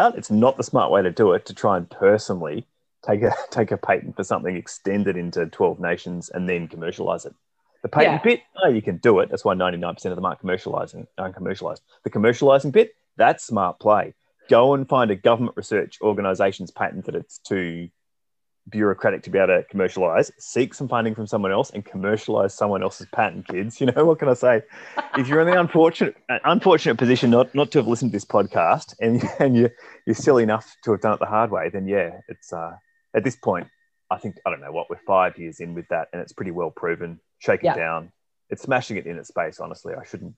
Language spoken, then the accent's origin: English; Australia; moved away as an adult; also born or lived in United Kingdom; now in Melbourne, Australia; I'm Australian